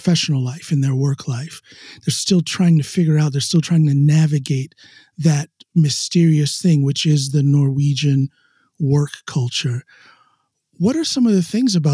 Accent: United States; moved away as an adult; now in Norway; back home in America

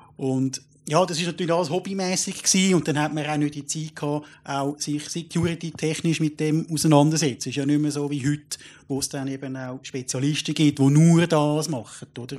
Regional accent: Switzerland; ich jetzt als Schweizer

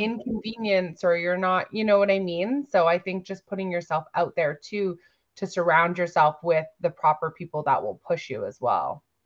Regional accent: Victoria, British Columbia, Canada; I'm from Victoria, B C.

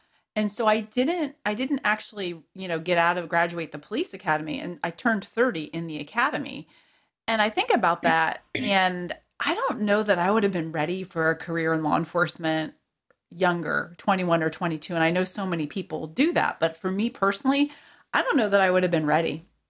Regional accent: New Jersey, United States; also born or lived in Bronx; So I'm from the East Coast originally, born in the Bronx, raised in New Jersey.

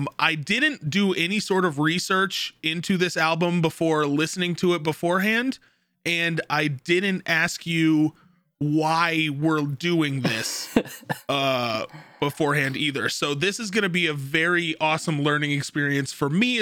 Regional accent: the South, United States; somebody that was born and raised in the South

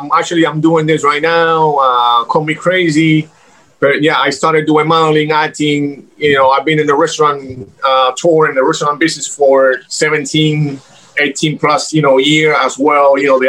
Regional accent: Miami, Florida, United States; also born or lived in Cuba / Los Angeles; You know, I'm original, you know, I'm Cuban. I was born in Cuba, raised in Miami, then went to LA, came back a couple years ago.

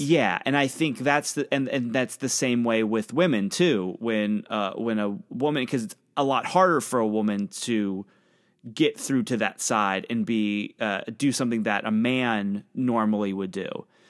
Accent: Pennsylvania, United States; I'm from Pennsylvania, right on the border of Ohio

